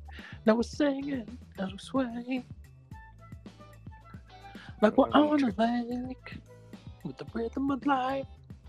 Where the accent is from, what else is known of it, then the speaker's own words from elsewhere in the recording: California, United States; Hey, I'm from California, too.